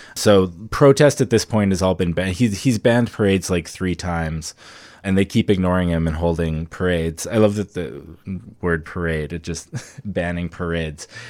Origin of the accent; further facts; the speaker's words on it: Medicine Hat, Alberta, Canada; my hometown of Medicine Hat